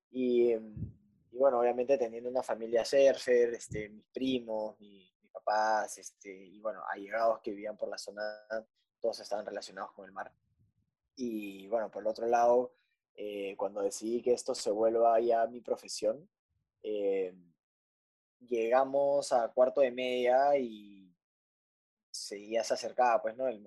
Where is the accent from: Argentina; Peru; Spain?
Peru; Punta Hermosa, Lima; yo básicamente crecí, nací en Punta Hermosa.